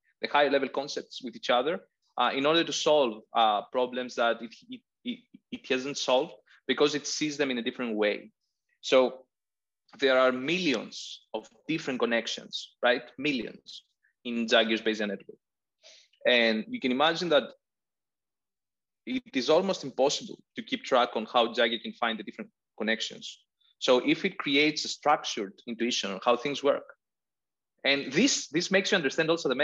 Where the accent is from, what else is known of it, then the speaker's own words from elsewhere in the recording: Crete, Greece; English is a second language; now in Athens, Greece; I'm in Athens. I'm from Crete. I don't know if I've told you that. So I grew up basically in a house that was 5 minutes walking from a 6 kilometer beach